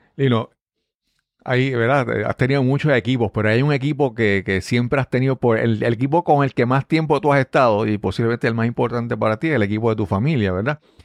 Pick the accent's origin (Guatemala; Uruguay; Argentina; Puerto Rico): Puerto Rico; Yabucoa; Y yo vengo de, de, de, de nací en Yabucoa